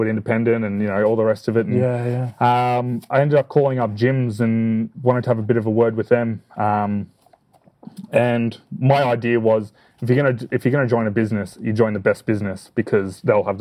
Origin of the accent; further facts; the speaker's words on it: Chelsea, Victoria, Australia; I'm from Chelsea in Victoria.